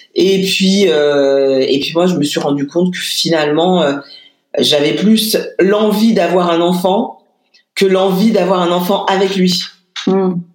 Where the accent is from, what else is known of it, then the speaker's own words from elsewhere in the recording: Lyon, Auvergne-Rhône-Alpes, France; je suis lyonnaise moi, hein, donc je l'ai faite dans une maternité à Lyon.